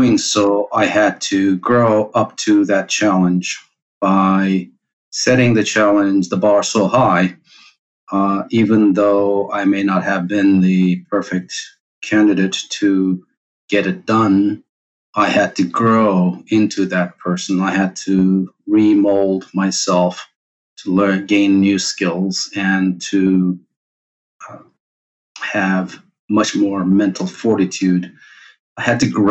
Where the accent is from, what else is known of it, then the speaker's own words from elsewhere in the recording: Turkey; also born or lived in Cyprus; I was born in Cyprus, raised in Turkey.